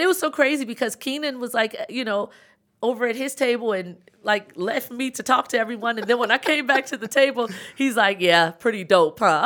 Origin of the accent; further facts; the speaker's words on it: Chicago, Illinois, United States; moved away as an adult; also born or lived in Atlanta; I'm from Chicago, South Side